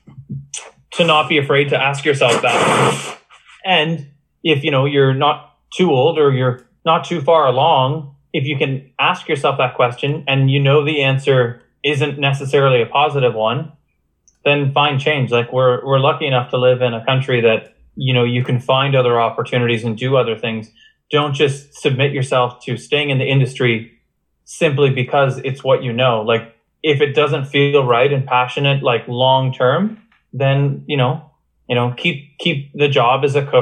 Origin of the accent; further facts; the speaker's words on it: Oshawa, Ontario, Canada; now in Stratford, Canada; my hometown of Oshawa